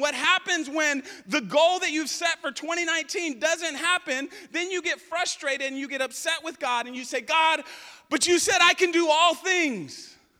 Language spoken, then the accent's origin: English; United States